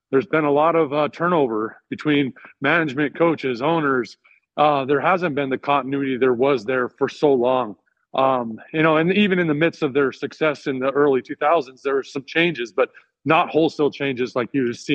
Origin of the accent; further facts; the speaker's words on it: Arizona, United States; I grew up in Arizona as well, spent some time in South Carolina.